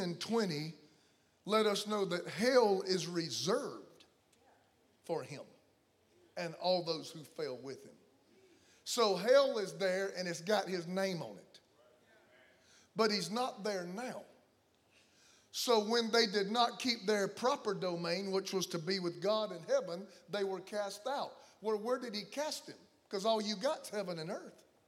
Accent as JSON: {"language": "English", "region": "the South", "country": "United States", "said": "I come from the South"}